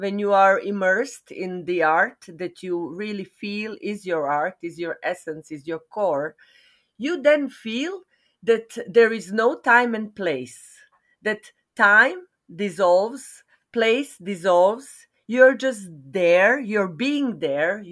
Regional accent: Serbia; also born or lived in Belgrade, Serbia; I am a theater practitioner and dance practitioner from Serbia. I was born in Yugoslavia, but now I live in Serbia.

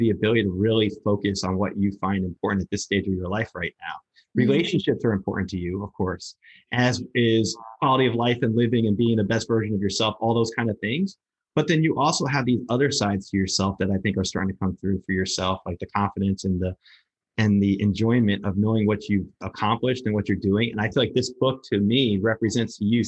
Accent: Lodi, New Jersey, United States; I'm from Lodi, New Jersey

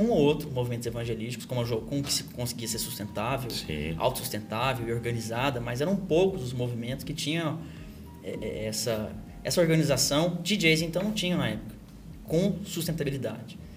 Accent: Goiânia, Goiás, Brazil; Eu sou de Goiânia, Interior. terra do sertanejo.

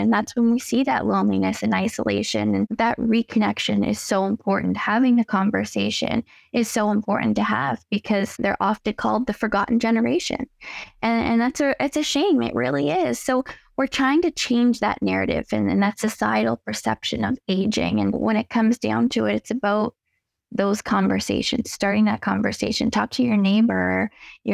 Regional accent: Cape Breton, Nova Scotia, Canada; also born or lived in Halifax, Nova Scotia; I was born and raised in Cape Breton

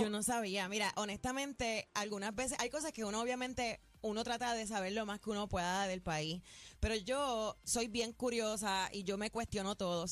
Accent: Puerto Rico; en mi país

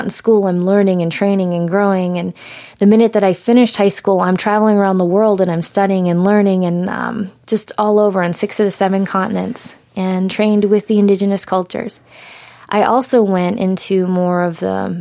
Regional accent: New England, United States; I grew up in New England

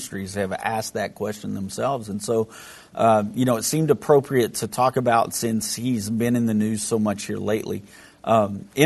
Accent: Texas, United States; I'm from Texas

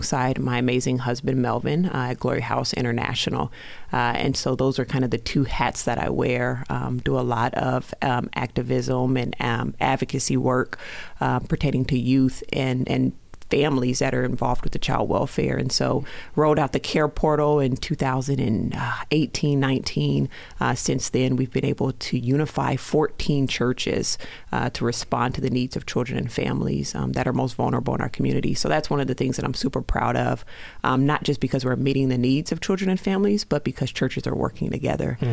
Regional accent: Denver, Colorado, United States; moved away as an adult; also born or lived in Alabama / Tulsa, Oklahoma; now in Rochester, United States; I'm actually from Denver, Colorado

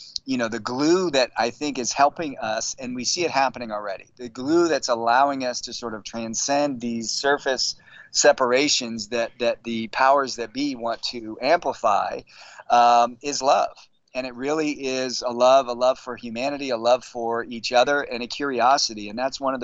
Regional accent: San Francisco, California, United States; born and raised in San Francisco

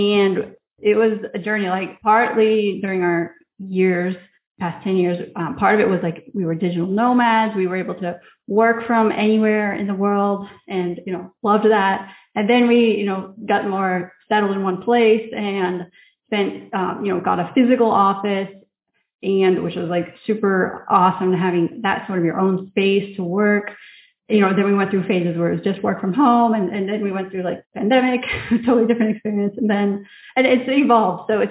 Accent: Indiana, United States; moved away as an adult; now in Riga, Latvia; I am originally from Indiana, but I moved to Europe 10 years ago now and have been living here ever since in Riga, Latvia

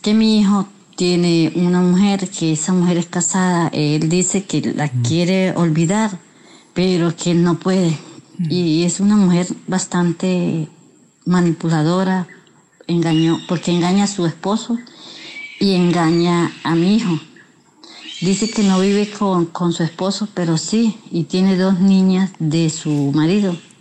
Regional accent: Barinas, Venezuela; Soy de Venezuela, Estado Barinas

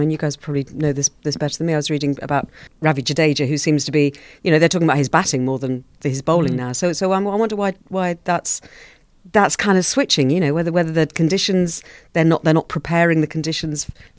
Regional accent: Australia; the things that you really get excited about as an Australian cricket fan when it comes to tests is tests against England, India and South Africa.

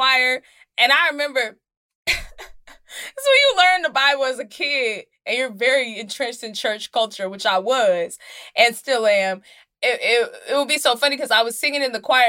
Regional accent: Dallas, Texas, United States; I am from Dallas, Texas. And the church that I grew up in is called Oak Grove Missionary Baptist Church.

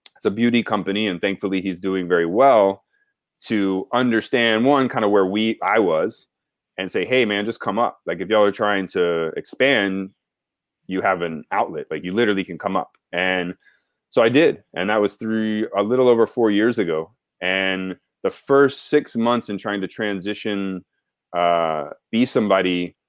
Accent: Southeast Texas, United States; moved away as an adult; also born or lived in Baton Rouge, Louisiana; now in New York, United States; I grew up in Southeast Texas.

